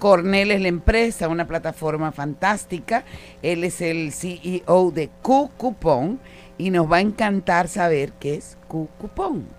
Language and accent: Spanish; Dominican Republic; como dominicanos